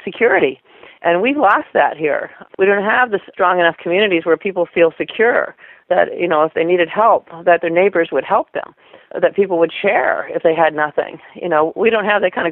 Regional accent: Western Pennsylvania, United States; I was raised actually in Western Pennsylvania

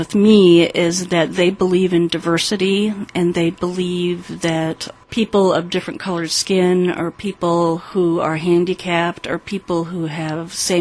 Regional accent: South Dakota, United States; moved away; I was born in South Dakota, and I was baptized Methodist. And then my parents moved

